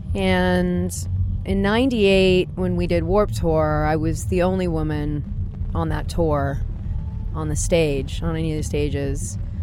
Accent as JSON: {"language": "English", "area": "Orange County", "region": "California", "country": "United States", "tie": "born or raised there", "also_born_or_lived": "Los Angeles", "said": "in Orange County at that time, that wasn't the ladylike thing to do."}